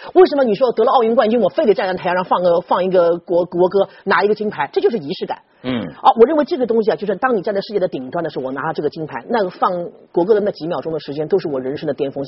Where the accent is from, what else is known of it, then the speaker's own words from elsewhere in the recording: Shanghai, China; 我们上海人用什么办法处理呢？